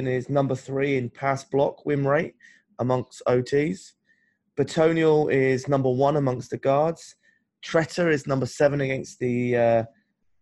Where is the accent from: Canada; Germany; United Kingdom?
United Kingdom; I'm a Brit